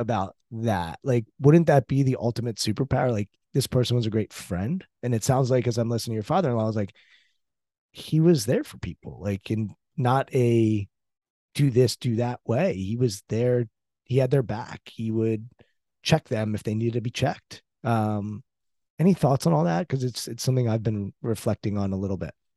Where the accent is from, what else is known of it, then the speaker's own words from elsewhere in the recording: United States; I'm American, you know, brought up in the States.